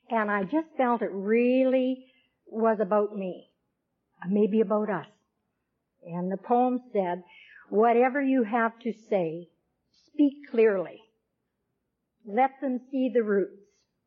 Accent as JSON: {"language": "English", "town": "Vancouver", "region": "British Columbia", "country": "Canada", "tie": "born or raised there", "lives_now": "Campbell River, Canada", "said": "I'm from Campbell River. I was born in Vancouver, but I moved up to Campbell River about 17 years ago, and that's on Vancouver Island"}